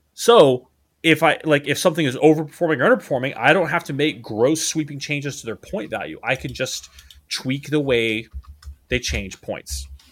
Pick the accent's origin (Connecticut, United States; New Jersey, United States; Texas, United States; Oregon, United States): Texas, United States; Dallas; now in Hawaii, United States; my hometown for, for Christmas, uh, which is the Da-, which is Dallas, Fort Worth, Texas